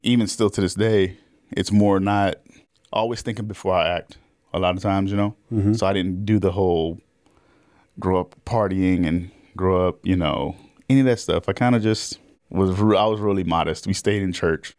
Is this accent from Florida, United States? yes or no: yes; Orlando, Florida, United States; I grew up in Orlando, Florida, actually.